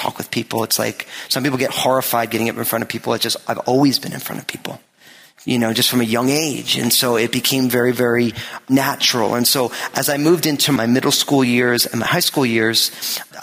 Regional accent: New Jersey, United States; I was born in New Jersey and raised there

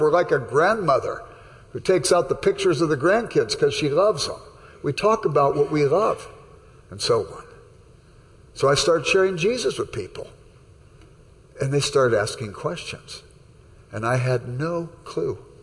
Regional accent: Los Angeles, California, United States; I grew up in South Central Los Angeles

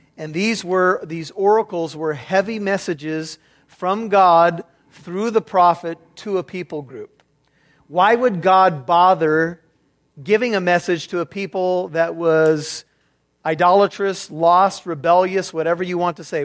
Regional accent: United States; as an American

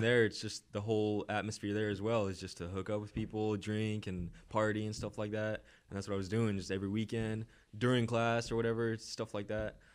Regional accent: Orange County, California, United States; I grew up in Orange County, California.

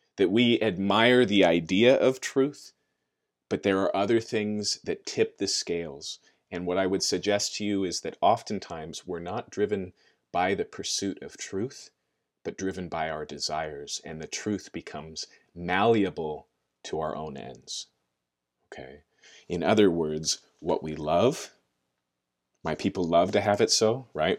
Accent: United States; maybe even more so as Americans, and maybe even more so as American Christians

